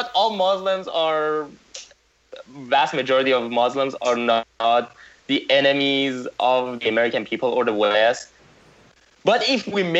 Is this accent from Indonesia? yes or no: no; Iran; moved away; I was born in Iran